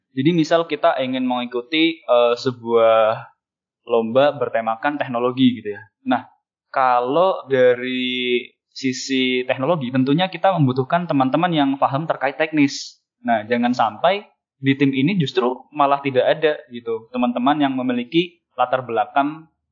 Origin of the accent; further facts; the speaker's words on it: Cilacap, Central Java, Indonesia; moved away as an adult; now in Semarang, Indonesia; Aku sendiri besar di Cilacap, sebuah kota industri dengan tiga cerobong PLTU-nya dan flare Pertamina.